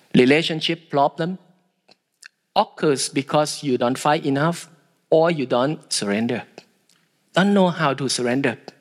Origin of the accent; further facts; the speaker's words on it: Thailand; I am from Thailand